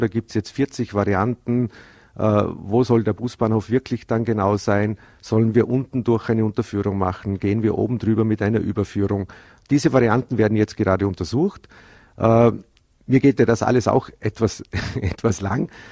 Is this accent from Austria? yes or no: yes; Bregenz, Vorarlberg, Austria; in meiner Heimatstadt, in, in der Landeshauptstadt